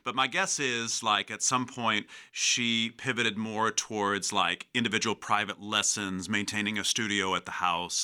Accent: Calumet City, Illinois, United States; also born or lived in Lake Bluff, Illinois / Chicago; So I grew up in Calumet City

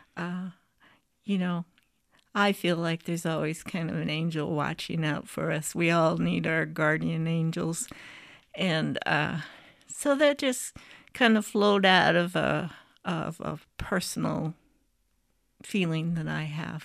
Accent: Bettendorf, Iowa, United States; this is my hometown. I'm a graduate of Bettendorf High School

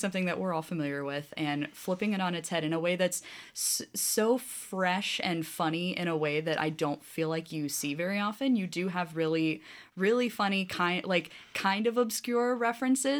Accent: Davenport, Iowa, United States; born or raised there

